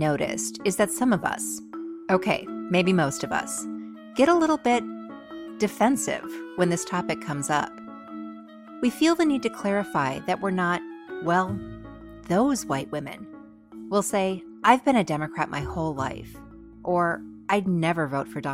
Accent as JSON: {"language": "English", "region": "Minnesota suburbs", "country": "United States", "tie": "born or raised there", "said": "my childhood home state, Minnesota, in the city, Minneapolis"}